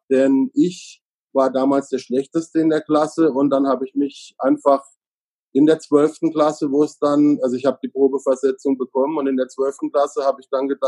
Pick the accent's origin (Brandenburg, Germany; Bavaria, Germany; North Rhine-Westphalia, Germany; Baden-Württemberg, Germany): Baden-Württemberg, Germany; Freiburg im Breisgau; born there; Also ich bin in Freiburg im Breisgau geboren. Da streiten sich jetzt manche drüber, ob das der Schwarzwald ist oder nicht.